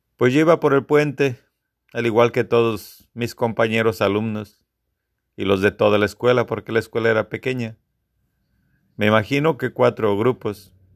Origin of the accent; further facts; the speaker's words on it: Guanajuato, Mexico; Soy de la segunda generación de la escuela de mi pueblo.